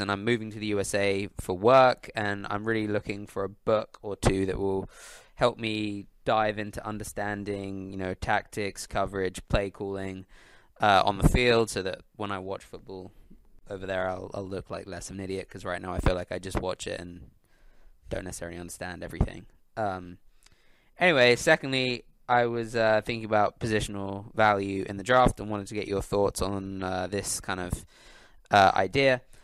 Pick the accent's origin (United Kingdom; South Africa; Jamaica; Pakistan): United Kingdom; London; I'm an American born in London